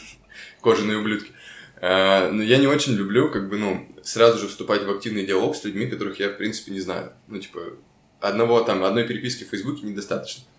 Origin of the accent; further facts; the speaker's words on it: Chelyabinsk, Chelyabinsk Oblast, Russia; moved away as an adult; also born or lived in Magnitogorsk; now in Moscow, Russia; мы все из Челябинска. Ну, я по факту из Магнитогорска